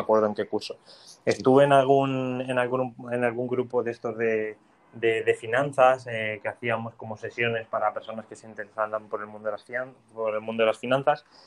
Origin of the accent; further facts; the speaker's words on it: Valencia, Valencian Community, Spain; moved away as an adult; also born or lived in Finland; now in Madrid, Spain; yo soy de Valencia